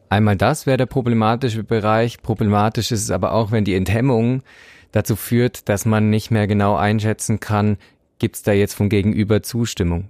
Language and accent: German; Bavaria, Germany; Ich komme vom Land, ich kannte das nicht. Bei uns gab es halt, also ich komme aus Bayern